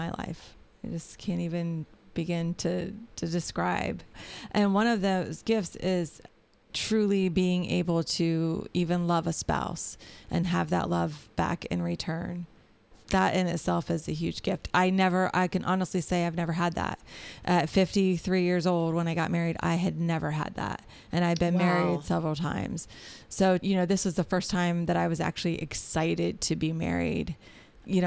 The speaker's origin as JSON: {"language": "English", "town": "Marion", "region": "Ohio", "country": "United States", "tie": "born or raised there", "also_born_or_lived": "Dayton, Ohio / Centerville, Ohio", "moved": "as an adult", "said": "my address is actually in my hometown with my husband"}